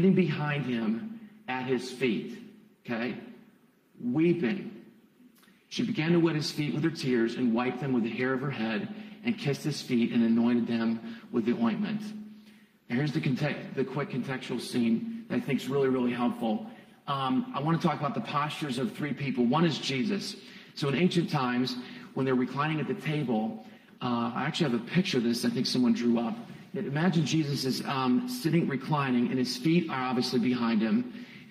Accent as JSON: {"language": "English", "town": "Ashland", "region": "Ohio", "country": "United States", "tie": "born or raised there", "also_born_or_lived": "Columbus, Ohio", "said": "I'm originally from Ashland. I was born at Samaritan a few moons ago."}